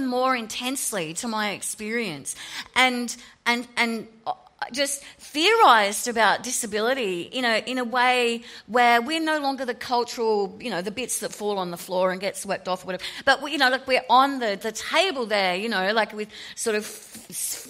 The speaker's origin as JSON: {"language": "English", "town": "Sydney", "region": "New South Wales", "country": "Australia", "tie": "born or raised there", "moved": "as an adult", "lives_now": "Melbourne, Australia", "said": "I grew up in Sydney. I now live in Melbourne."}